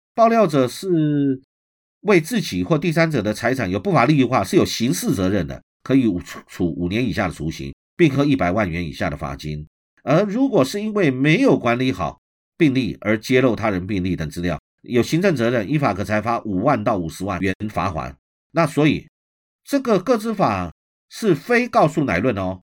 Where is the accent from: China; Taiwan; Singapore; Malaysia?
Taiwan; 我们台湾人是厚道的